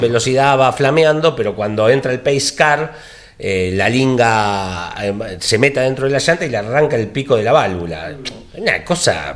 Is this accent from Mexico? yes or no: no; Argentina; en mi país, ni en el 80 cuando nací